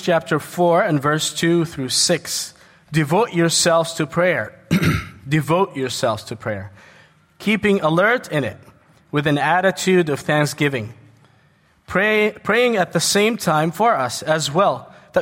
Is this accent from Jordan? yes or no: yes; Jordan; moved away as an adult; also born or lived in New York, United States; I was born in the States, New York. But I grew up in Jordan, and I came back to the States in 2001